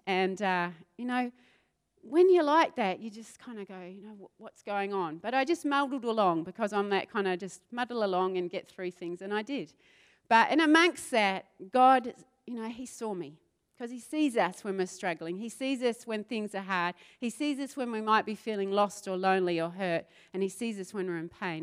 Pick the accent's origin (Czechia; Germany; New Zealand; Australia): New Zealand; South Island of New Zealand; moved away; I grew up in the South Island of New Zealand